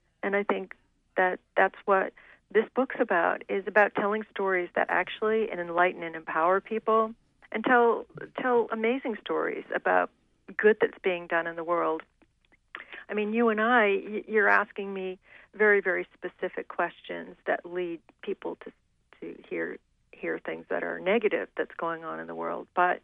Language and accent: English; Maine, United States; also born or lived in Australia; growing up in Maine